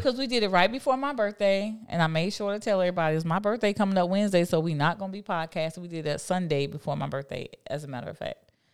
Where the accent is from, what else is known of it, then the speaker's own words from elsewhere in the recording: Miami, Florida, United States; also born or lived in Fort Lauderdale; I'm a city girl. I'm from Miami